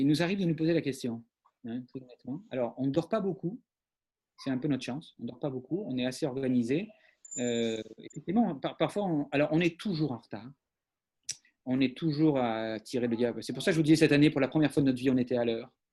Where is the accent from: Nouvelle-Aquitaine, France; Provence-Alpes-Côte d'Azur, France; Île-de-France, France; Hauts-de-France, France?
Nouvelle-Aquitaine, France; Talence; on est de Talence, qui est, la une banlieue bordelaise